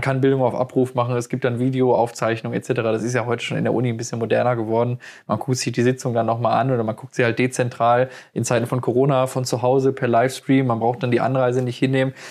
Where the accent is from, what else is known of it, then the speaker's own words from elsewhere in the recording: Ruhr area, North Rhine-Westphalia, Germany; wir kommen ja aus dem Ruhrgebiet